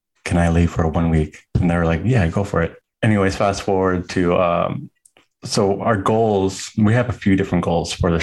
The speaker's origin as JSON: {"language": "English", "region": "Southeast Alaska", "country": "United States", "lives_now": "Anchorage, United States", "said": "I'm from Southeast Alaska, residing in Anchorage, Alaska right now."}